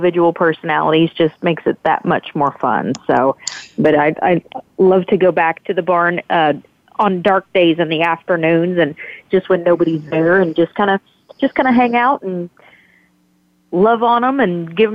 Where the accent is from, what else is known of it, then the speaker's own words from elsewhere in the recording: Hot Springs, Arkansas, United States; growing up in Hot Springs